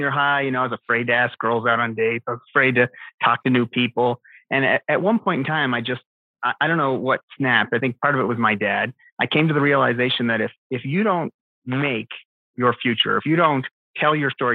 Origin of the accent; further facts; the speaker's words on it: Canada; moved away as an adult; also born or lived in Philadelphia; now in Arizona, United States; I am a Canadian who is transplanted here to Arizona